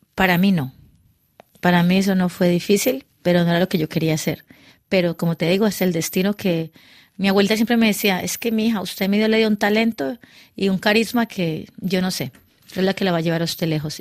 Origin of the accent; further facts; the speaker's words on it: Cali, Valle del Cauca, Colombia; moved away as an adult; now in Paris, France; yo me fui de Cali